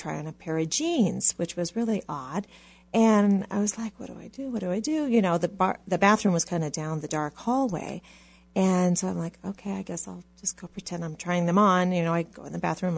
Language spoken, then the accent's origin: English; Hawaii, United States; I, like you said, grew up in Hawaii